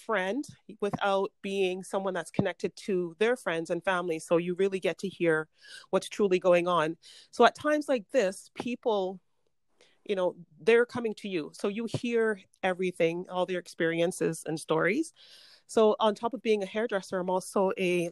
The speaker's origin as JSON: {"language": "English", "town": "Toronto", "region": "Ontario", "country": "Canada", "tie": "born or raised there", "also_born_or_lived": "Jamaica", "moved": "as an adult", "lives_now": "Vancouver, Canada", "said": "So I came to Canada when I was 6 years old with my family. And I grew up in Toronto, moved to Vancouver, oh, nearly 30 years ago."}